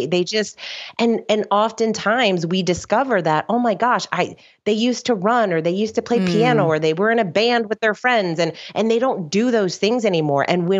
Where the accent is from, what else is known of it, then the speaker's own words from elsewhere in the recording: South Florida, United States; also born or lived in New Jersey; now in West Palm Beach, United States; like so many people that live in Florida, my parents moved down here when I was young. So I grew up in South Florida, and I live in West Palm Beach.